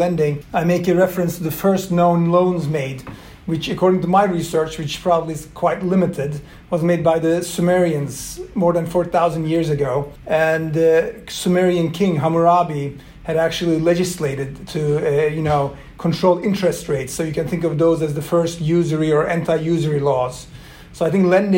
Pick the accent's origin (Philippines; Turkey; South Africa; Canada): Turkey; first language Swedish and Turkish; English is a second language; also born or lived in Sweden; I grew up in both countries, but predominantly in Turkey